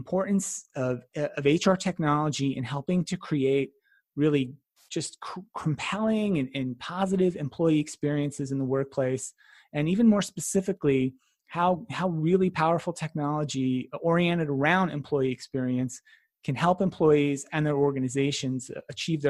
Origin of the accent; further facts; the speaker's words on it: New Jersey, United States; I grew up in New Jersey